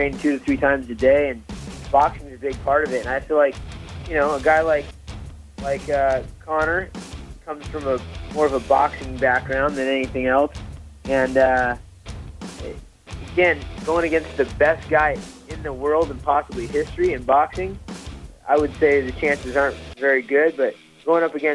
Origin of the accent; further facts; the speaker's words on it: California, United States; also born or lived in Santa Barbara / Sacramento; born and raised in California, Santa Barbara, Sacramento, all over the northern coast